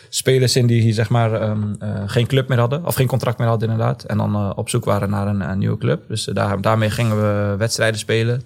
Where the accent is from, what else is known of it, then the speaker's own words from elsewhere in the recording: Zwolle, Overijssel, Netherlands; Geboren en getogen in Zwolle